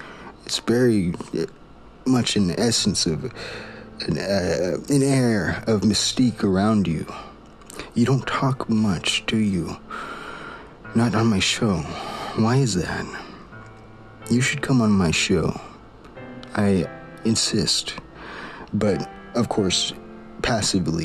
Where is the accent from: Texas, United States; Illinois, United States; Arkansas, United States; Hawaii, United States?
Hawaii, United States; Maui; now in Silicon Valley, United States; originally from Maui, but I'm based out of Silicon Valley.